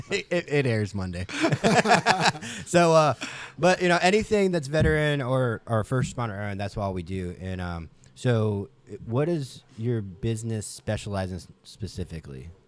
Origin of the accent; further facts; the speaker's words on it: Ohio, United States; So I'm from Ohio.